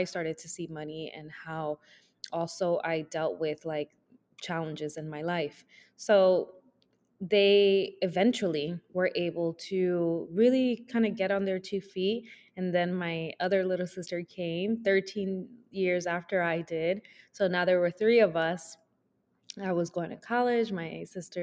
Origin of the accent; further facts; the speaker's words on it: New York, United States; also born or lived in Dominican Republic; Born in DR, raised in New York